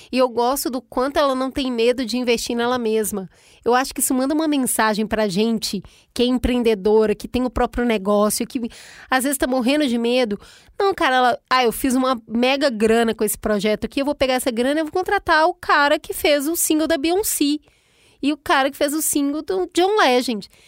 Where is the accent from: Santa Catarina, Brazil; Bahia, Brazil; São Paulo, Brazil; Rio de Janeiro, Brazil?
Rio de Janeiro, Brazil; born there; O meu Rio de Janeiro lá de onde que eu nasci, em Honório Gorgel, a gente vai pro piscinão de ramos